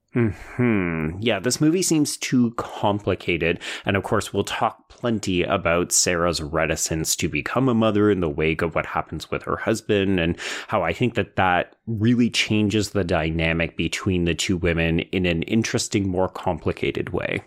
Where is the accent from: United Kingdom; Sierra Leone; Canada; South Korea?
Canada; as a Canadian